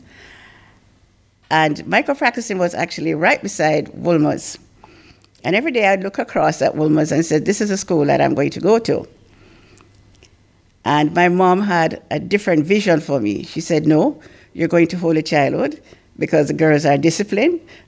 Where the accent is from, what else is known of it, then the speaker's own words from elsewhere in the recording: Kingston, Jamaica; also born or lived in Mandeville, Manchester, Jamaica; At age 2, my parents decided to come to Kingston to live. And I lived on Waltham Park Road